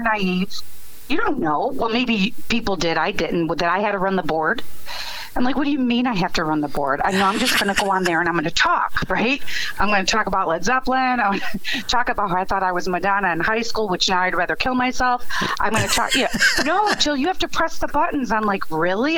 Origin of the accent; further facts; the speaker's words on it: Chicago, Illinois, United States; I grew up in a nice little Polish neighborhood. Everybody knew everybody. Yes. Well, Catholic, you know, Catholic girl from the Southwest side